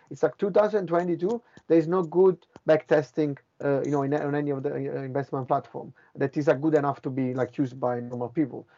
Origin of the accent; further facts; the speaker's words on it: Italy; moved away as an adult; also born or lived in Finland / Boston / London; I'm from Italy